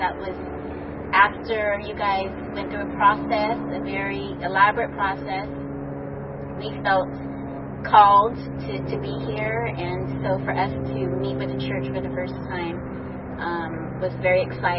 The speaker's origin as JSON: {"language": "English", "town": "Los Angeles", "region": "California", "country": "United States", "tie": "born or raised there", "said": "I was born here in Los Angeles and grew up here, graduated UCLA, married."}